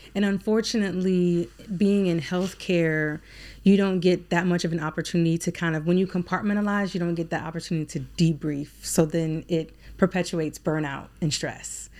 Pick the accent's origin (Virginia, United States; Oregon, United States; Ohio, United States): Virginia, United States; Alexandria; moved away as an adult; now in Baltimore, United States; living in Alexandria, Virginia, where I was born and raised